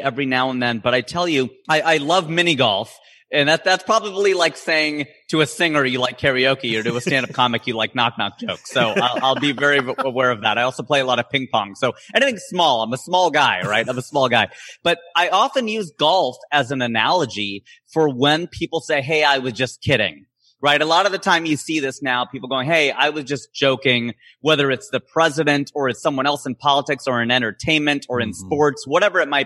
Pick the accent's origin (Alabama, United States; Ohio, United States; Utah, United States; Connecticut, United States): Ohio, United States; now in Los Angeles, United States; I'm originally from Ohio